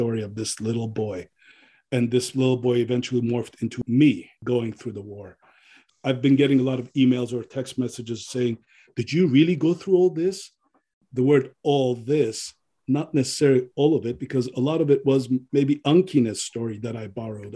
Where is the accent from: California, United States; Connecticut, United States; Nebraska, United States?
California, United States; Pasadena; also born or lived in Beirut, Lebanon; I grew up in Pasadena after I came to America.